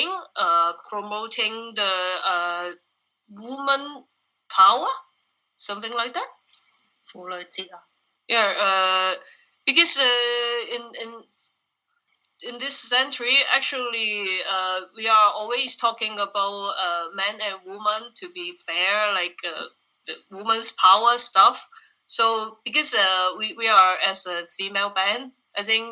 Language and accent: English; Hong Kong; moved away as an adult; now in Taiwan; we are a band from Hong Kong.